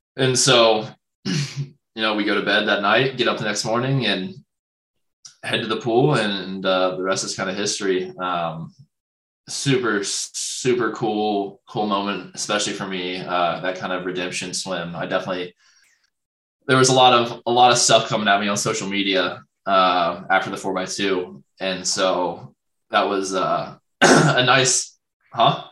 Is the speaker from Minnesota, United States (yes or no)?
no; a small town in Ohio, United States; moved away; I go to my hometown, and it's like insane. I'm like from like a small town in Ohio